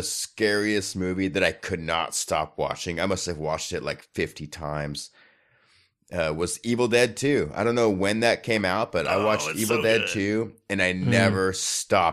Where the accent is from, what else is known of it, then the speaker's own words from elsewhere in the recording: Spokane, Washington, United States; my hometown, Spokane, where I grew up